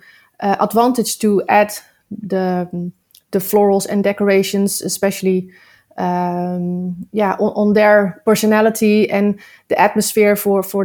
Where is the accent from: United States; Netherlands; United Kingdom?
Netherlands; Nieuwkoop, South Holland; I'm from Nieuwkoop, a very small town in the center between all the big cities.